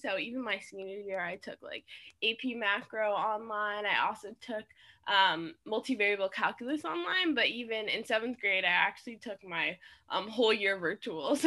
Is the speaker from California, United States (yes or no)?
no; Miami, Florida, United States; moved away as an adult; also born or lived in Jersey City, New Jersey; I'm originally from Miami, Florida, but right now I'm in Jersey City.